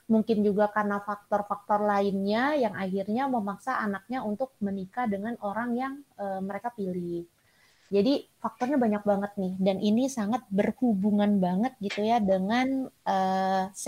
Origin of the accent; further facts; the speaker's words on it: Sumatra, Indonesia; saya dari Sumatera